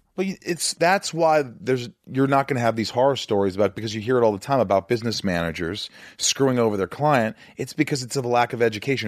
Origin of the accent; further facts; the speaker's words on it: Indiana, United States; I'm from Indiana